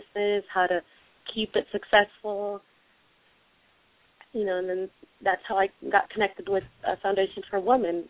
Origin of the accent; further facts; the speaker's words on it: Vista, California, United States; my parents are originally from Mexico. I was born here in the United States. We ended up in the city of Vista here in San Diego